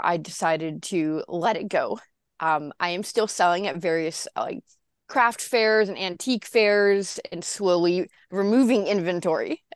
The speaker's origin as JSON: {"language": "English", "town": "Santa Cruz", "region": "California", "country": "United States", "tie": "born or raised there"}